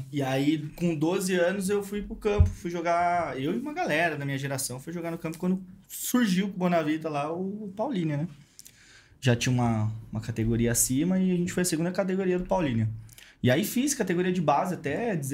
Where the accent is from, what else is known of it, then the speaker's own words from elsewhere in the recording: Santos, São Paulo, Brazil; born there; Meus pais já eram daqui e tal, e meio que nasci em Santos.